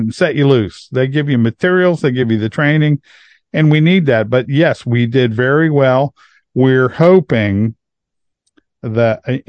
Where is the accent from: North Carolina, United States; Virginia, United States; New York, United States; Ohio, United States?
Ohio, United States; Hebron; my hometown in Hebron